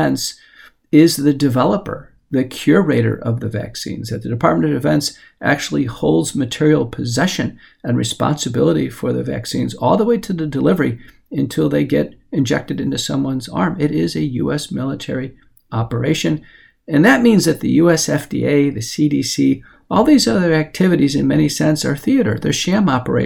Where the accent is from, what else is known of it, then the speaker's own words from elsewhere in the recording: United States; as an American